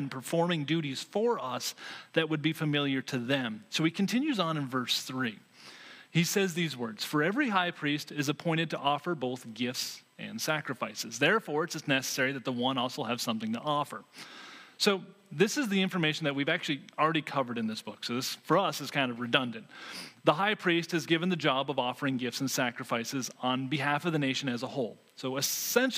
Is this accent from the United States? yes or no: yes; Vermont, United States; moved away; When I grew up actually in Vermont